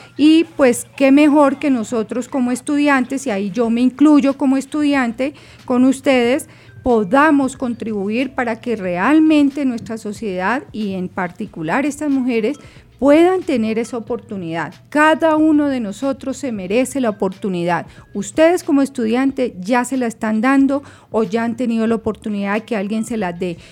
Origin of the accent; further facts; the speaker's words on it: Colombia; somos colombianos